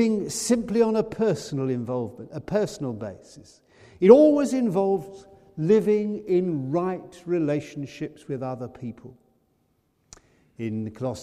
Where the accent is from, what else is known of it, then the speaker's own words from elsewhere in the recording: United Kingdom; We're British